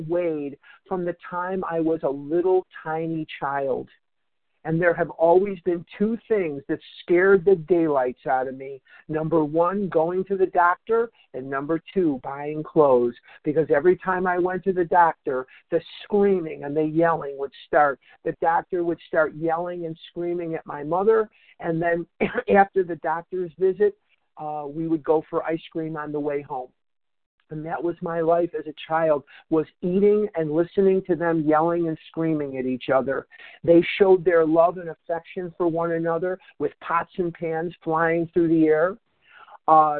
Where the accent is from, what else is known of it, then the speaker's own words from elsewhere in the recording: Chicago, Illinois, United States; now in Scottsdale, United States; I'm a recovered compulsive overeater in Scottsdale, Arizona, and I was born in Chicago, raised in Chicago, educated in Chicago.